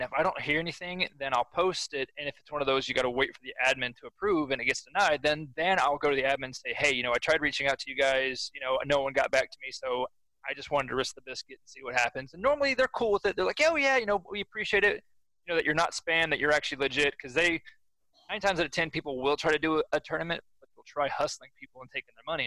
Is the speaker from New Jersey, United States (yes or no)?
no; Oklahoma, United States; I'm kind of stuck in my home state